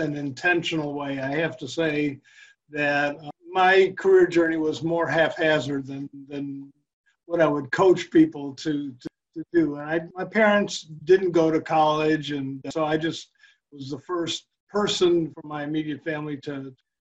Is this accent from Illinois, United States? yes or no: yes; Chicago, Illinois, United States; I grew up in Chicago